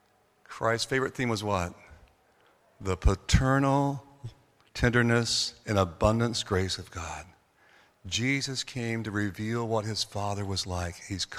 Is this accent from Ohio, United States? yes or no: no; North Carolina, United States; now in Orlando, United States; I grew up in North Carolina. I was born here in Orlando, but I grew up in North Carolina.